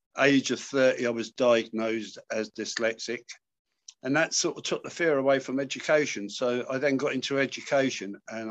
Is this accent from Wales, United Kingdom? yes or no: no; London, United Kingdom; now in Manchester, United Kingdom; I'm a Londoner, but I live in Manchester now.